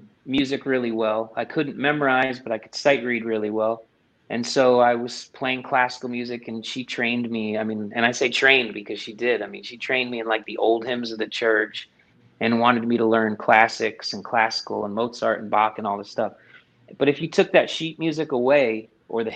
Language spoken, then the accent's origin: English; Middletown, New Jersey, United States; moved away as an adult; now in Nashville, United States; I was born and raised in Middletown, New Jersey. And I reside now in Nashville, Tennessee